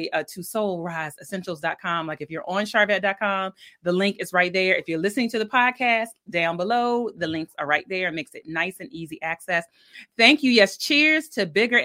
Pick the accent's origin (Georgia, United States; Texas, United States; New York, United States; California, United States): Georgia, United States; Milledgeville; I'm from Georgia. I was born in Milledgeville, Georgia.